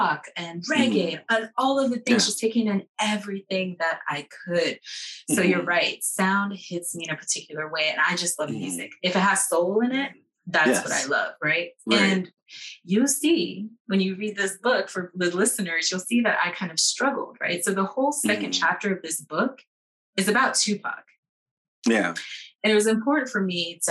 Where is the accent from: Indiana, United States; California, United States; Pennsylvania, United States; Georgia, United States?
California, United States; Los Angeles; I grew up in Los Angeles in this very beautiful time